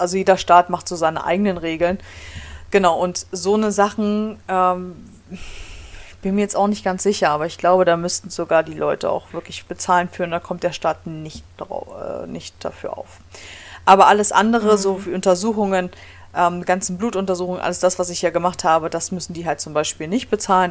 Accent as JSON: {"language": "German", "country": "Germany", "moved": "as an adult", "lives_now": "Michigan, United States", "said": "bei uns in Deutschland"}